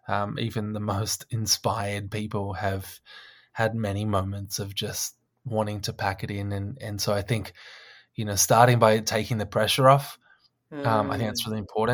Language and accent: English; Australia; And I was like, that is so odd as an Australian.